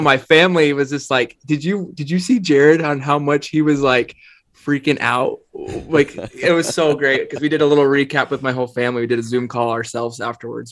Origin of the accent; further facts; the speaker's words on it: Northeastern Oregon, United States; I grew up in Northeastern Oregon